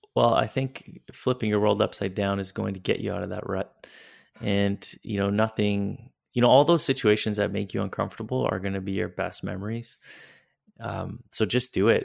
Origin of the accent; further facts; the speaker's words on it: Yellowknife, Northwest Territories, Canada; also born or lived in Toronto / Calgary; now in Europe; I'm from Yellowknife